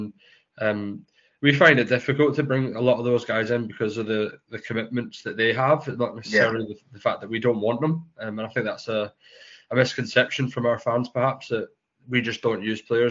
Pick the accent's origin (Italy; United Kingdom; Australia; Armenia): United Kingdom; Scotland; accent: Scottish; moved away as an adult; also born or lived in Edinburgh / Glasgow / Fife / Chelmsford; I was born in Scotland.